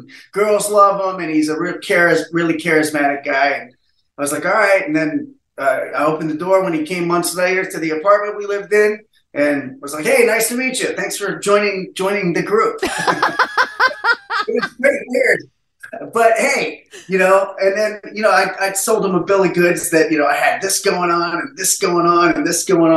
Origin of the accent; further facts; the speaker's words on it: Massillon, Ohio, United States; I'm from Massillon, Ohio, which is a very small town up north